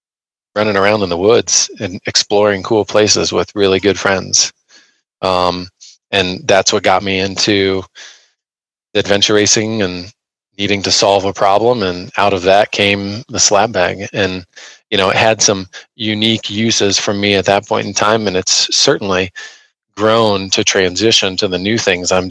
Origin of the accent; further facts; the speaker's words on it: Indiana, United States; also born or lived in Ohio; I grew up in Indiana, Midwest kid